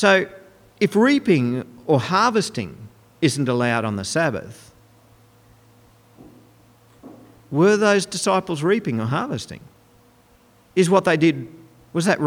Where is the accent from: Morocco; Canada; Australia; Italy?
Australia; Goondiwindi, Queensland; When I was growing up in Gundawindi